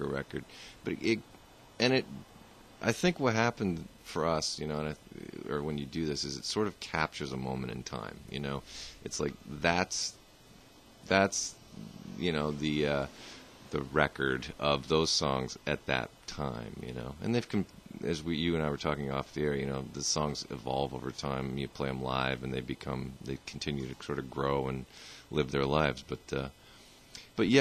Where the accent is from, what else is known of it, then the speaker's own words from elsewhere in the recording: Vermont, United States; I grew up here in Vermont.